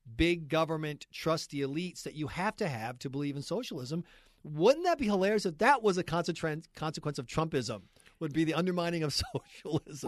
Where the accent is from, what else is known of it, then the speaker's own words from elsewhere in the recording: United States; I'm an American right-winger